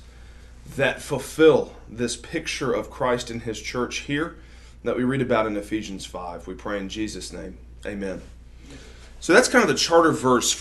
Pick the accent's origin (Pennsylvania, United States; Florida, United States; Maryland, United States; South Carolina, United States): South Carolina, United States; Greenville; moved away as an adult; now in Jackson, United States; I grew up in South Carolina